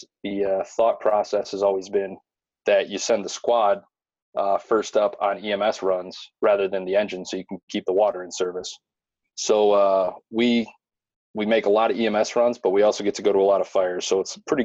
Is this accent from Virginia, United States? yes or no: no; Perrysburg, Ohio, United States; also born or lived in Washington, D.C. area; grew up in Perrysburg, Ohio, suburb of Toledo